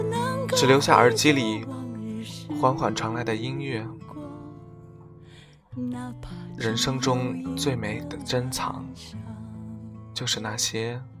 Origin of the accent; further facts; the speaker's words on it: northern China, China; 我生于北方的一个普通的小县城